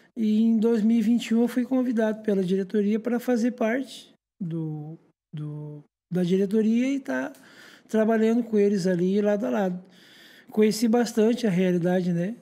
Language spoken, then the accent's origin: Portuguese; Paranaguá, Paraná, Brazil; Sou natural de Paranaguá, tenho 37 anos, sou nascido e criado nessa cidade.